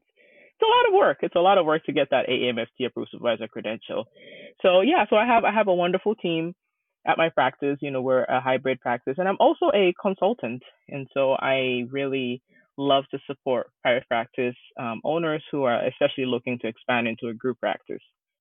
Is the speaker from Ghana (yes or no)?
yes; Ghana; now in United States; I'm originally from Ghana, West Africa